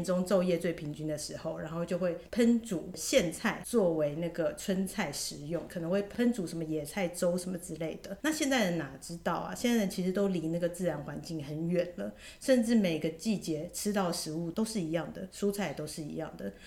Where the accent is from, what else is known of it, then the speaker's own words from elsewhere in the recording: Taiwan; 我觉得身为台湾人都要尊重台湾原住民的习俗，台湾古人的习俗，每个台湾人都应该去体验一次。